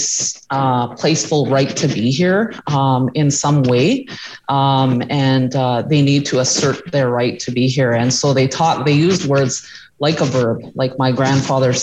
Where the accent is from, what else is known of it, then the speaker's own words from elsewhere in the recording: Ontario, Canada; moved away; We're originally from Ontario